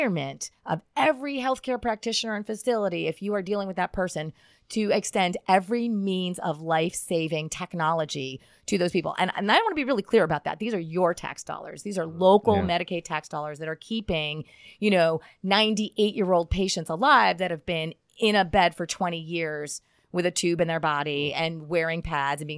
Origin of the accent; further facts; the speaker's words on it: Schuylkill County, Pennsylvania, United States; moved away as an adult; also born or lived in Philadelphia, Pennsylvania / Connecticut / Denver, Colorado; I'm originally from Schuylkill County, Pennsylvania